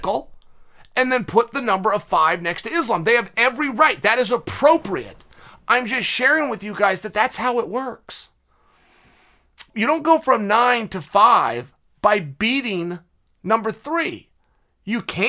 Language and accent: English; West Linn, Oregon, United States; I'm from West Lynn